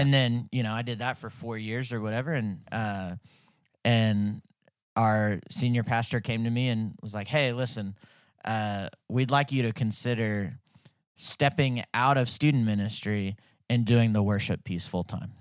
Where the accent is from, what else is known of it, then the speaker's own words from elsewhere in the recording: Fayetteville, Arkansas, United States; I grew up in Fayetteville. We moved here when I was two